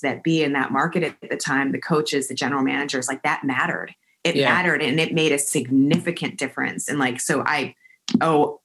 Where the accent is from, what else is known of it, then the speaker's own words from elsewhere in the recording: Washington, Virginia, United States; moved away; also born or lived in Miami; I'm from Washington, from Virginia.